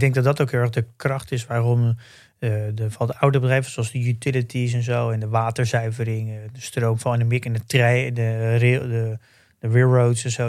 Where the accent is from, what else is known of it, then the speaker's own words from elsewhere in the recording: Netherlands; wij natuurlijk als Nederlanders